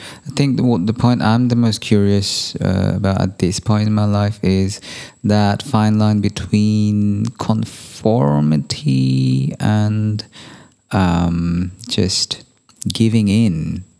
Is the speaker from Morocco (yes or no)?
no; United Kingdom; accent: British; Where it's probably apparent that my base accent is more British than it is American.